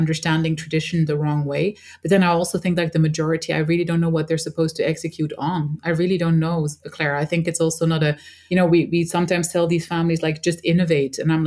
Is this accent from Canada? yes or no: no; Switzerland; We were born and raised in Switzerland as a mix from an Egyptian father and a Dutch mother